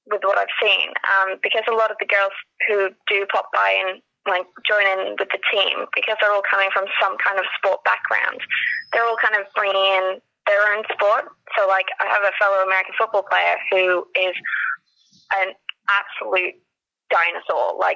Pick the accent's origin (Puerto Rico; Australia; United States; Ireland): Australia; moved away as an adult; now in United Kingdom; I'm actually from Australia, and um, so I played it in high school um, before moving over to the UK.